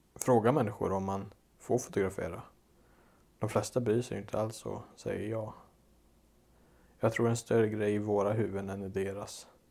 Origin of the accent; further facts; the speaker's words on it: Dals Långed, Västra Götaland, Sweden; moved away as an adult; min hemort, Dalslånged i Dalsland, där jag är uppväxt.